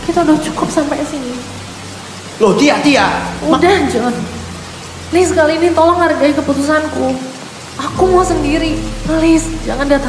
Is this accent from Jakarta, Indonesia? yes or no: yes; Jakarta, Indonesia; Saya dari Jakarta pak Udah tiga tahun saya di sini.